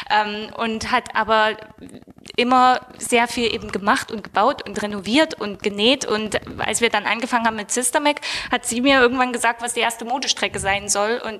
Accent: Saxony, Germany; aber wir kommen ja aus Sachsen, das heißt, das, äh, sind Ostdeutsche.

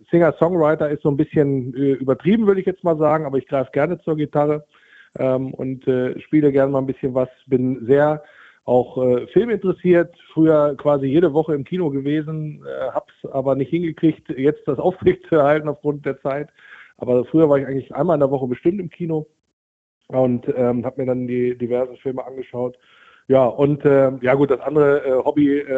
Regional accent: Wolfsburg, Lower Saxony, Germany; Also ich bin in Wolfsburg geboren und aufgewachsen, bin dann aber zum Studium und für die ersten Jobs in den Norden weitergezogen, so mit den Fahrten Bremen, Oldenburg, die Ecke.

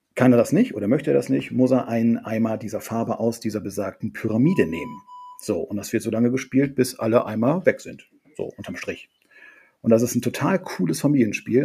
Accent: Friesland, Lower Saxony, Germany; aus Friesland ist meine Heimat

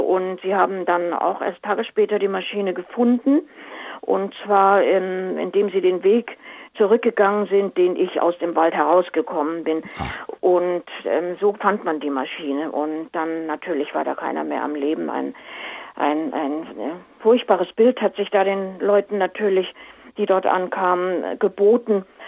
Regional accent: Lima, Peru; also ich bin natürlich in Lima aufgewachsen, ich bin ja in Peru geboren

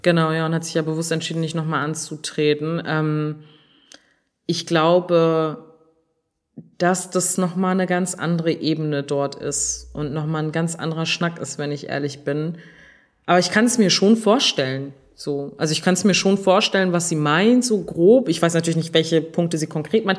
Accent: Germany; bei uns in Deutschland

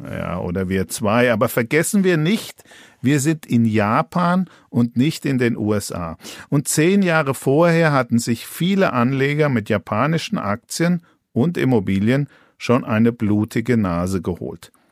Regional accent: Franconia, Bavaria, Germany; als Franke

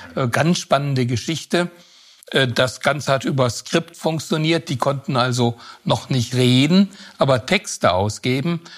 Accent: Southern Germany, Germany; ich komme ja aus Süddeutschland

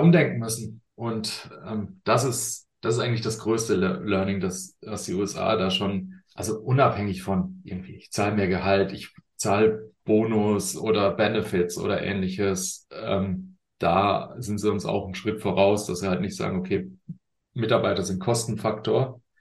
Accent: Germany; wir sind da manchmal als, als äh, Deutsche

